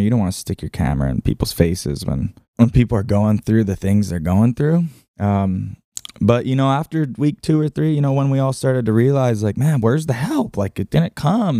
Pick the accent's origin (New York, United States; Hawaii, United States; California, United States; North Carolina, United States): Hawaii, United States; Lahaina; I'm just born and raised in Lahaina